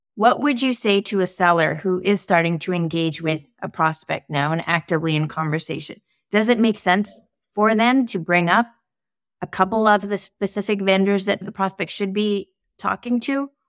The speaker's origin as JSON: {"language": "English", "country": "Canada", "said": "I'm Canadian"}